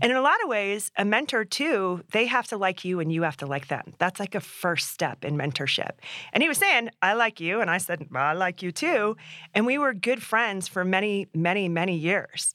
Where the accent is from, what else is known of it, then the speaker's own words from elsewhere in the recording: Alaska, United States; now in Colorado, United States; growing up in Alaska